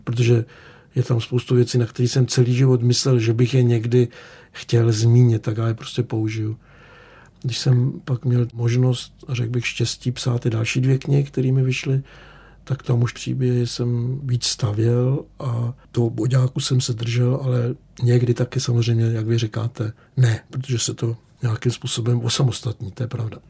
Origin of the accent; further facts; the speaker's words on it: Czechia; first language Czech; moved away as an adult; also born or lived in Berlin, Germany; Mě nikdy nenapadlo, že se sem někdy vrátím